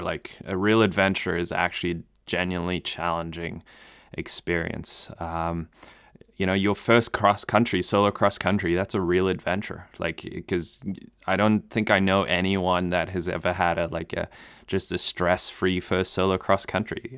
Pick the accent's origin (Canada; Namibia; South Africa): Namibia; first language German; English is a second language; moved away; I grew up in Namibia